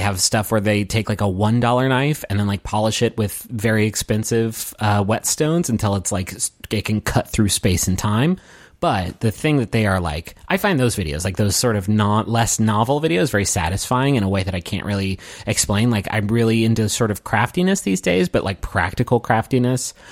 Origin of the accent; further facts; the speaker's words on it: Appalachia, United States; I'm from Appalachia